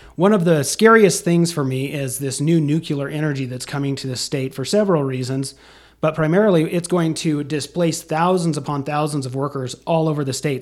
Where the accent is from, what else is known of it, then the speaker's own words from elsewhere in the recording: Casper, Wyoming, United States; I was born and raised in Casper